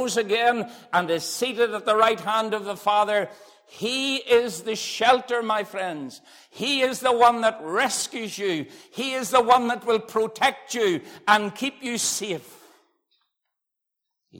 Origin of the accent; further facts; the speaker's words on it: Dungannon, Northern Ireland, United Kingdom; I was born in Dungannon, I believe, in the hospital